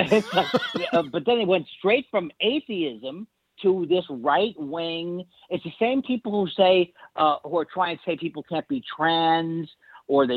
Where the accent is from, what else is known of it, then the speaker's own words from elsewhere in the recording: New York City, New York, United States; I grew up in Whitestone, which is right like 10 minutes from Shea Stadium.